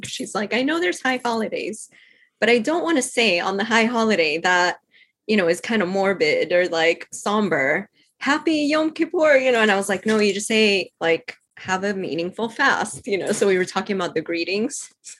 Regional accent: Cuba; born there; also born or lived in London, United Kingdom / New York, United States; So I was born in Cuba. So my, like, I'm meant to be like loving the heat and Caribbean

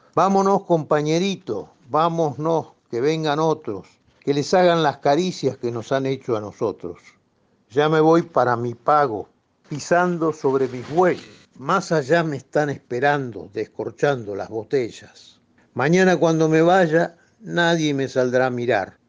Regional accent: Buenos Aires, Argentina; yo soy porteño

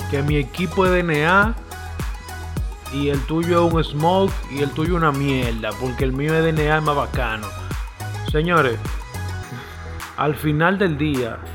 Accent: Dominican Republic; yo estoy en mi país, en base a mi país, a lo que se habla en República Dominicana.

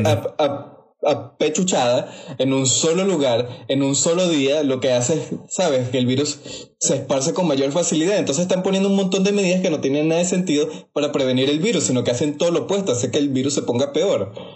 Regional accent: Venezuela; como soy venezolano

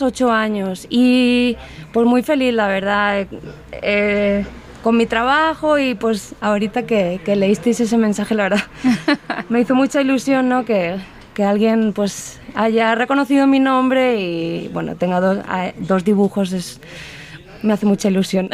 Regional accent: Spain; moved away as an adult; also born or lived in Cuenca, Spain; now in Guadalajara, Mexico; Regresé a mi tierra a terminar la carrera

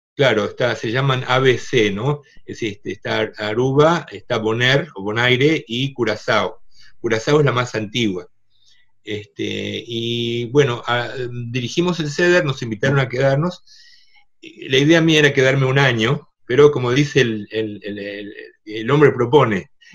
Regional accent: Argentina; Yo soy segunda generación argentinos. Mis padres ya nacieron en Argentina

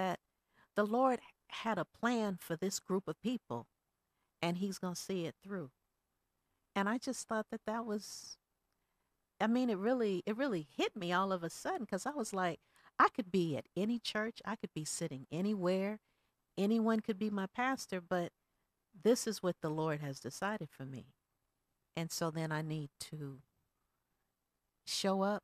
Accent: the Bay Area, California, United States; moved away as an adult; I'm from the Bay, and I came here 3 years ago

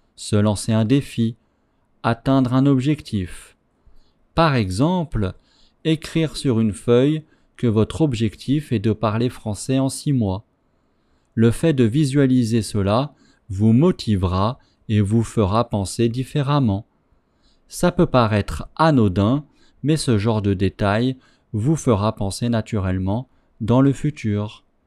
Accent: France; first language French; je suis français

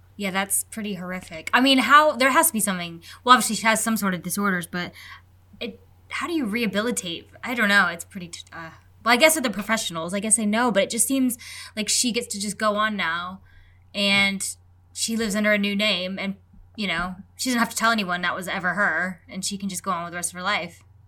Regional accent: United States; I'm American

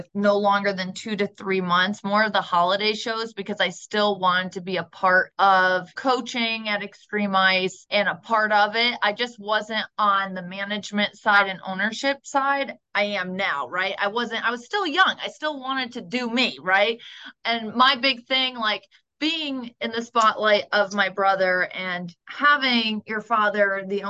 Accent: Middletown, Connecticut, United States; now in Charlotte, United States; We grew up in Middletown, Connecticut

